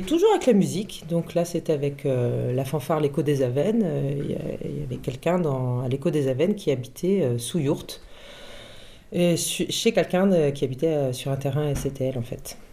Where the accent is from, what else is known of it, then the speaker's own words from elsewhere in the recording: Paris, Île-de-France, France; moved away as an adult; now in Fontvive, France; Je suis parisienne mais j'ai beaucoup voyagé